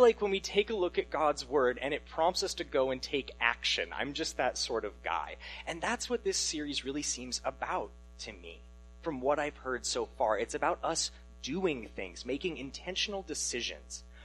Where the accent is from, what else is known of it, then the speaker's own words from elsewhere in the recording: Alaska, United States; moved away as an adult; now in Washington, United States; I'm from Alaska originally, but I came to college here in Washington, and since then my parents and I have not lived in the same state